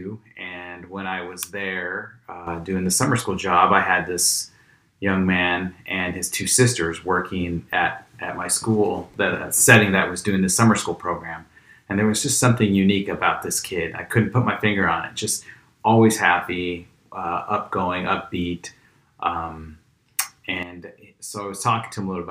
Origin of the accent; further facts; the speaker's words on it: Grandview, Washington, United States; Originally from Grandview, Washington.